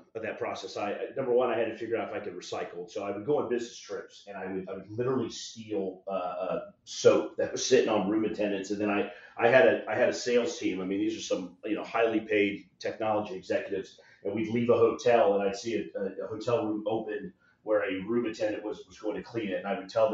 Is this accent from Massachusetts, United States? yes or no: no; South Florida, United States; now in Orlando, United States; I'm originally from South Florida. I'm talking to you from Orlando, Florida. I'm a thin-blooded Floridian.